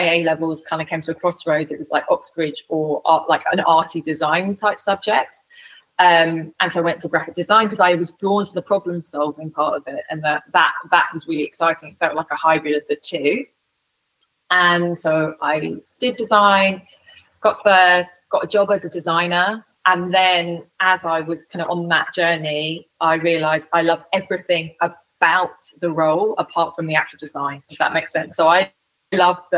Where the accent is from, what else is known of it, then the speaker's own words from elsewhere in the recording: London, United Kingdom; I grew up in London